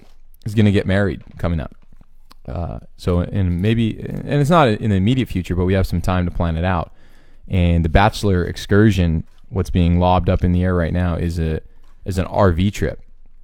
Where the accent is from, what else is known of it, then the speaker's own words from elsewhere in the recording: Canada; and I'm like, no, I'm actually Canadian, but not that you care.